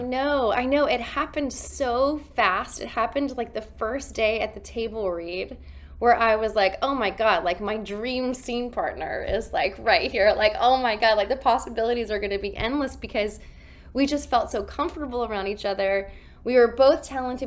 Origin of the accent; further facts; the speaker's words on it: Columbia, South Carolina, United States; I grew up in Columbia, South Carolina